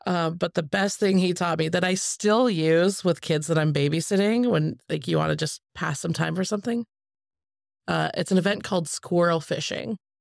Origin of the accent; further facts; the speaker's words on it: Spokane, Washington, United States; now in Portland, United States; I grew up in Spokane, Washington